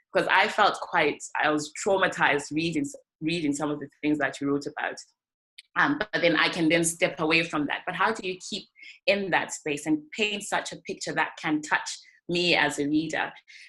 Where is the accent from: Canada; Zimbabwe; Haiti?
Zimbabwe; moved away; we're coming from Zimbabwe